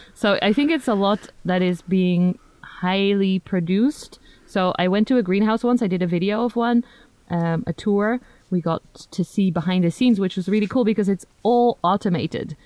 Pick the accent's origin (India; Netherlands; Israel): Netherlands; first language Dutch; English is a second language; also born or lived in United Kingdom; from the Netherlands